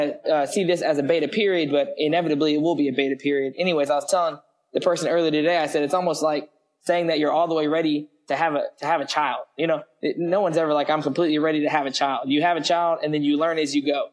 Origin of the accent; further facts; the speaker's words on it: Lexington, Kentucky, United States; also born or lived in Hawaii / San Diego, California; I grew up in Lexington for the most part. Um, went to school, high school there at Lafayette